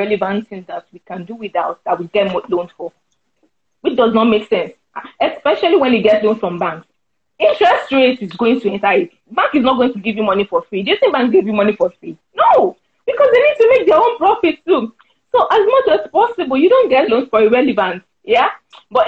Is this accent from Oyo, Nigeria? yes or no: no; Ikire, Osun, Nigeria; I'm from Ikire, a small town.